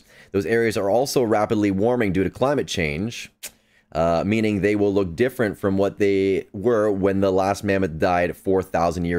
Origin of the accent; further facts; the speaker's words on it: Canada; as a Canadian